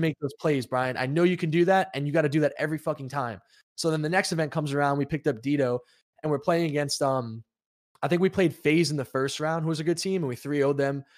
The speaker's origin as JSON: {"language": "English", "region": "New York", "country": "United States", "said": "I'm from New York and I was, like, a tri-state"}